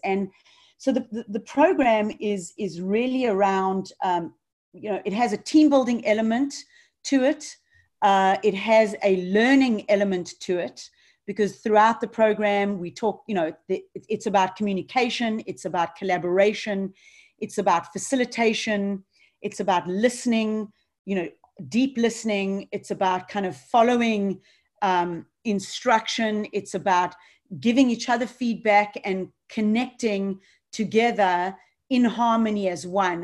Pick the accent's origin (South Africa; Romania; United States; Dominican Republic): South Africa; Johannesburg, Gauteng; moved away; growing up in Johannesburg